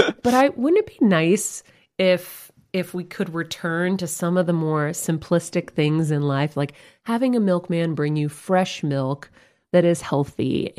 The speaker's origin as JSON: {"language": "English", "town": "Medford", "country": "United States", "tie": "born or raised there", "moved": "yes", "said": "my hometown of Medford"}